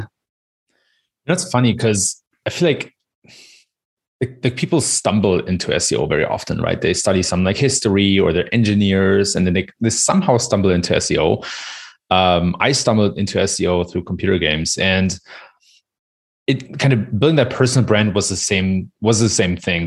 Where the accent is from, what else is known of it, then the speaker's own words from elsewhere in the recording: Germany; I was born and raised in Germany